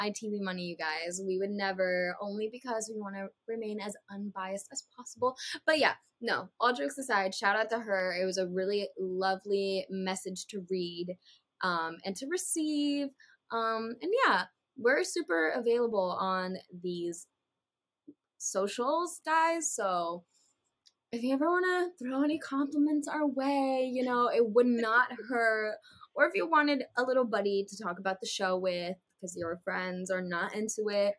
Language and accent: English; United States; I'm American